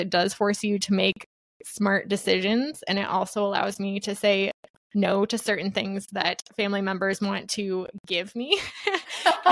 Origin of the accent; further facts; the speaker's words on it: Iowa, United States; I'm a Midwest gal born and raised in Iowa.